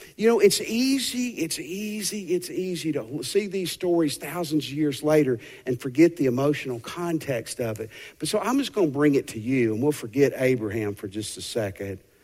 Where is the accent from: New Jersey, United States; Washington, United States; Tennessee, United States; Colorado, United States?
Tennessee, United States; moved away as an adult; also born or lived in Fort Worth, Texas; my parents still lived in Tennessee